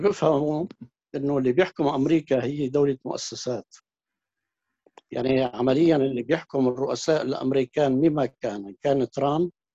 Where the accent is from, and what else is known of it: Syria